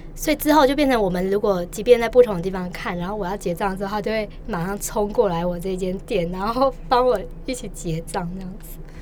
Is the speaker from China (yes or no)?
no; Taipei, Taiwan; also born or lived in Taichung; 我从小都在台北